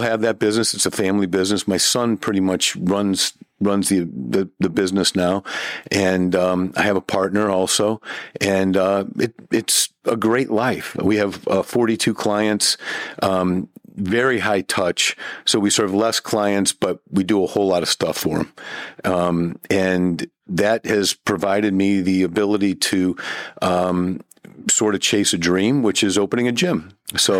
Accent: Ferguson, Missouri, United States; I'm from St. Louis, from North County. Grew up in Ferguson, actually

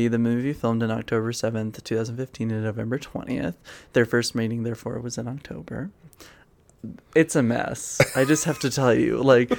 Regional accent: Massachusetts, United States; What's the same about us is not just that we're from Massachusetts, which was such a delight.

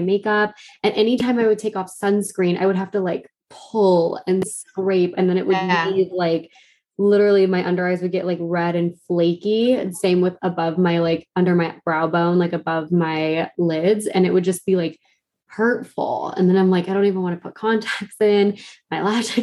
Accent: Arizona, United States; I grew up in Arizona

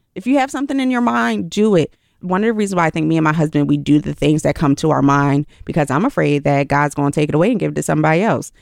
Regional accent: Philadelphia, Pennsylvania, United States; I'm from Philly.

